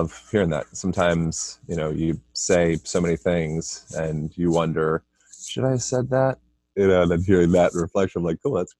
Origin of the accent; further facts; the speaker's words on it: Lancaster, Pennsylvania, United States; born there; I was born in Amish country, Pennsylvania, Lancaster, Pennsylvania.